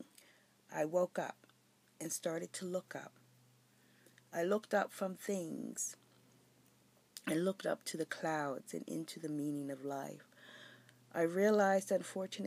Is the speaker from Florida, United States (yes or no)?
no; Philadelphia, Pennsylvania, United States; moved away as an adult; also born or lived in Berlin, Germany; I was born in Philadelphia, PA, and celebrated my 21st birthday in Berlin, Germany in 1984